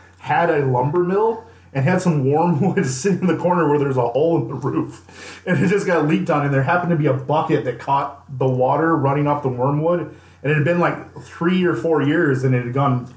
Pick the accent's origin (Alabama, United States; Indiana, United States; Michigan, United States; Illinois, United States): Illinois, United States; rural; I grew up in like rural Illinois